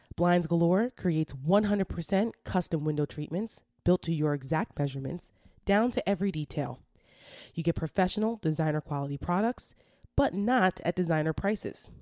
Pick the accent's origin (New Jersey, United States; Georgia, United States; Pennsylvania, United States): New Jersey, United States; Bergen County; moved away; I'm from Bergen County